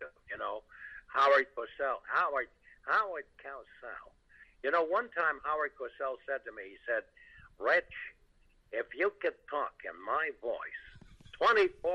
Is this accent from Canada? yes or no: yes; Canada; when I was growing up in Canada